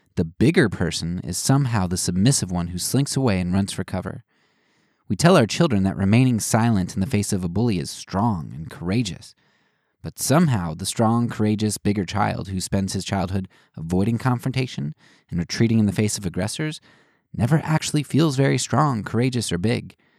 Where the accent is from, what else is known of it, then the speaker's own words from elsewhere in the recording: United States; as Americans